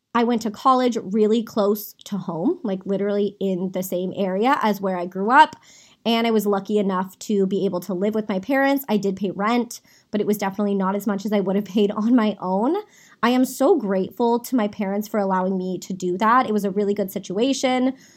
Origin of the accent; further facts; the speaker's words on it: Saratoga, California, United States; I was born and raised in Saratoga, California